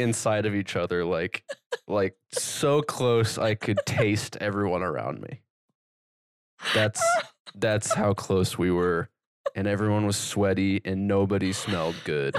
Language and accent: English; Kearney, Nebraska, United States; we grew up in Kearney